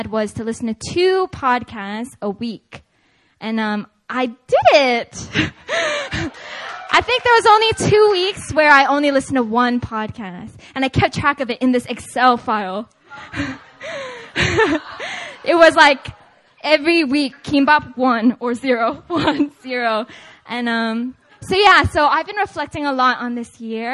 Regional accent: Seattle, Washington, United States; moved away; I'm originally actually from Seattle, Washington

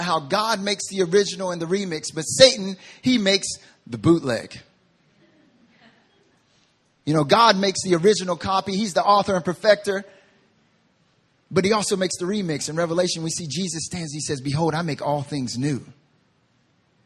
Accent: Southern / Southeastern United States, United States; now in South Korea; I'm from the South

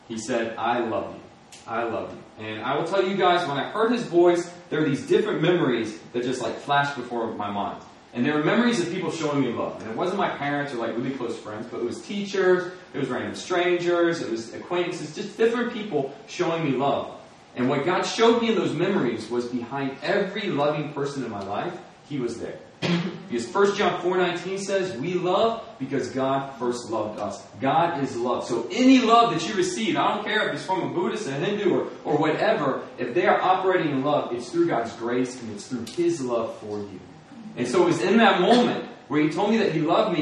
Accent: Springfield, Virginia, United States; I was born in Northern Virginia, Springfield, Virginia, that area. And my parents are Christian. They sent me to a Christian school

